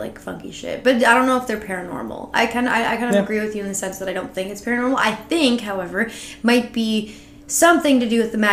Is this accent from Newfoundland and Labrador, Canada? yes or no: yes; Gander, Newfoundland and Labrador, Canada; I'm from Gander, and the Gander Lake is notoriously known for very, very deep, deep, deep waters